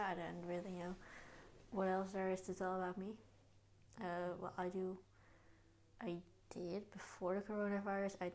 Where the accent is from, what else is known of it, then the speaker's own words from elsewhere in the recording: Netherlands; I am from the Netherlands and I'm 14 years old. Um, I am in the eighth grade